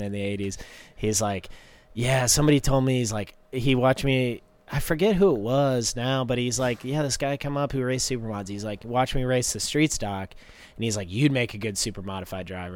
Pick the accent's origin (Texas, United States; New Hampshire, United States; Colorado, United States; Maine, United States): New Hampshire, United States; Tamworth; now in North Carolina, United States; we're from Tamworth, so it's like anywhere is a haul.